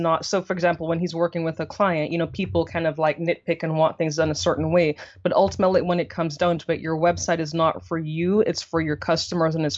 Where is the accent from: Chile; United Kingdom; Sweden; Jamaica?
Jamaica; moved away as an adult; now in United States; originally born and raised in Jamaica.